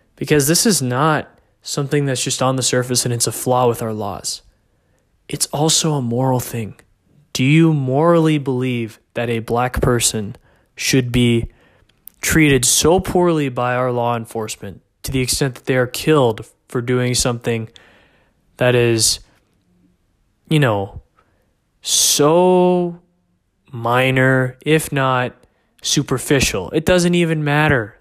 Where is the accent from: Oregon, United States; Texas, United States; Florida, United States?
Texas, United States; McKinney; here in my hometown of McKinney, Texas